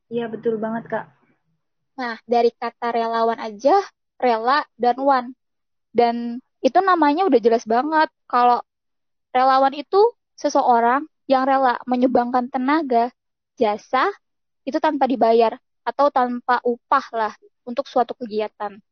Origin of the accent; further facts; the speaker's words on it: Jakarta, Indonesia; aku di sana kan aku dari Jakarta asalnya. Ketika aku tiba di da suatu daerah merasakan banget perbedaannya sih sama di kota sama di sana.